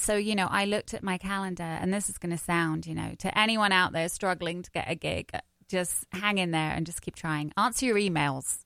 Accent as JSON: {"language": "English", "region": "London", "country": "United Kingdom", "accent": "English", "moved": "as an adult", "lives_now": "United States", "said": "I'm from wh- South East London. All right. So I used to talk like Adele"}